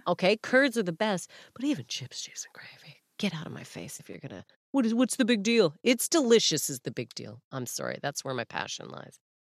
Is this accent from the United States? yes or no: no; Canada; moved away as an adult; now in Manchester, United Kingdom; as a Canadian